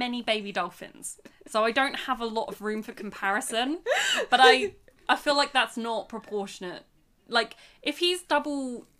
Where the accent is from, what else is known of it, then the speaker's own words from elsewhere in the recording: United Kingdom; we are two British people...